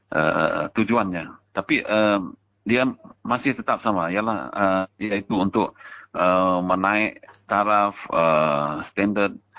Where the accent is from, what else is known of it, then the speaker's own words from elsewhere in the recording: Sarawak, Malaysia; kita sebagai rakyat Sarawak